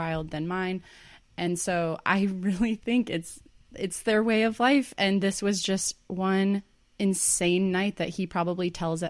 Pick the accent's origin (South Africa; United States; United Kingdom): United States; Iowa; And I am also a Midwesterner. Okay, I'm from Iowa.